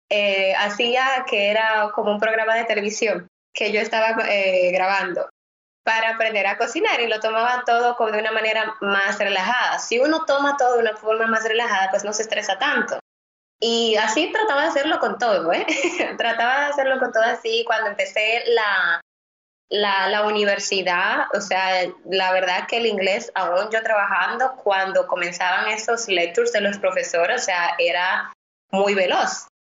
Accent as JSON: {"language": "Spanish", "town": "Santo Domingo", "region": "Distrito Nacional", "country": "Dominican Republic", "tie": "born or raised there", "moved": "as an adult", "lives_now": "Miami, United States", "said": "yo nací en República Dominicana, soy de la capital de Santo Domingo y pues estudié de Derecho eh, desde pequeñita, la verdad, siempre quise ser abogada. Y cuando vengo acá a vivir a los Estados Unidos"}